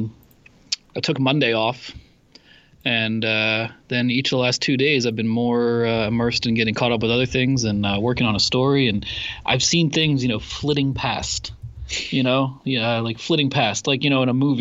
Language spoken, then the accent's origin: English; Pennsylvania, United States; I grew up in Pennsylvania, and it was always like Dutch country